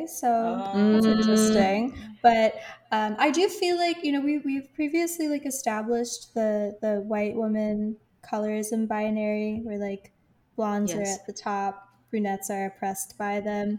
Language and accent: English; Ireland; I guess as an Irish person, I do have to take some issue with that.